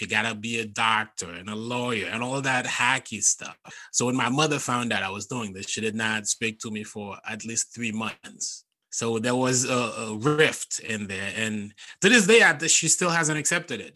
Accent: Haiti; English is a second language; moved away as an adult; now in United States; I grew up in Haiti and growing up in my culture, we did not have stand up comedy. So I moved to the US in 2008 for college

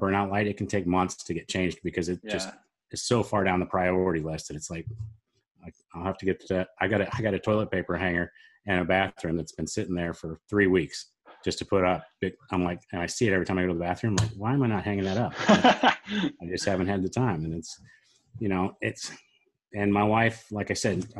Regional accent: Springfield, Missouri, United States; my hometown, Springfield, Missouri

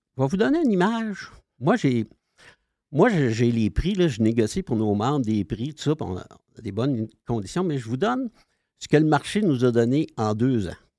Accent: Sherbrooke, Quebec, Canada; C'est l'Estrie, moi. OK. Dans le coin de, de Sherbrooke.

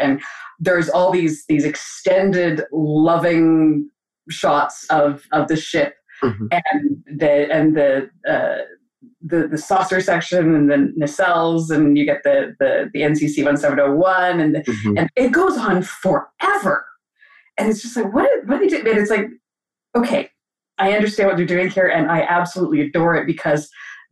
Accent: Alberta, Canada; I grew up in Alberta, in Canada, out west.

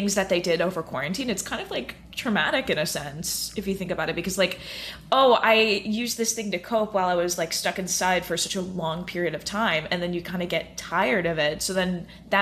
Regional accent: Orlando, Florida, United States; moved away as an adult; now in New York, United States; I'm originally from Orlando, Florida. I was born and raised there. And now I'm currently in New York

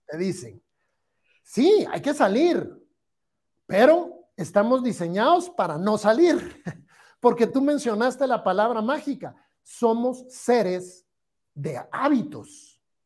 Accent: Guatemala

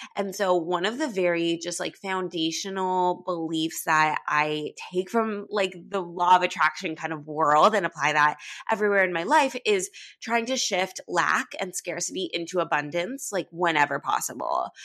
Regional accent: Los Angeles, California, United States; moved away as an adult; now in New York City, United States

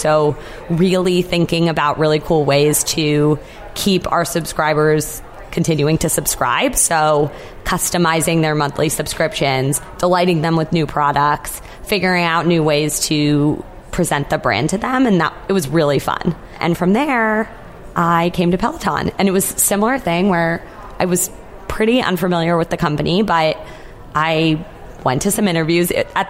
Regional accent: New England, United States; Yes, I grew up in New England, so that would have been great.

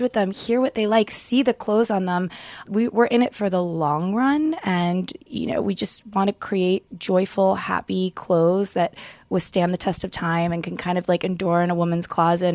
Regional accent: Atlanta, Georgia, United States; moved away as an adult; now in New York, United States; I am from Atlanta

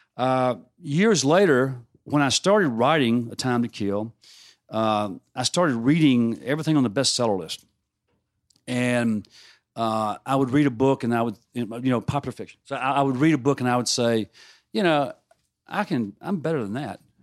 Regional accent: Mississippi, United States; growing up in Mississippi

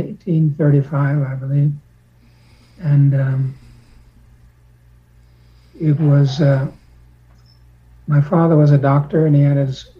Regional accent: New York City, New York, United States

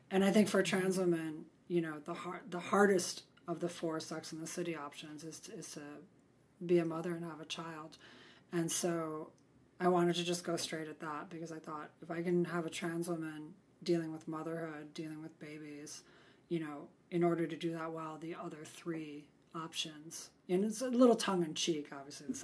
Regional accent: Midwest, United States; I grew up in the Midwest

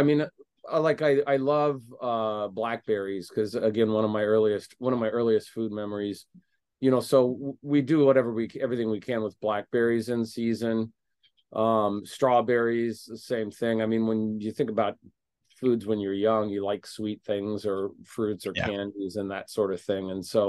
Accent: Indiana, United States; now in Chicago, United States; It was kind of the restaurant where I sort of found my footing in Chicago after I moved here from Indiana.

